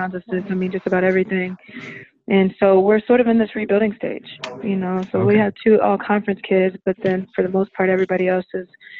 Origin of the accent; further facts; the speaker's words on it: Indiana, United States; also born or lived in North Carolina; now in Miami, United States; I'm from Indiana